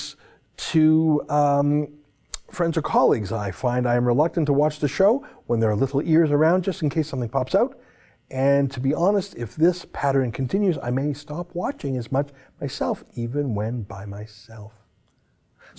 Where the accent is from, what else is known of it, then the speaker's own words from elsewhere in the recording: Canada; as a Canadian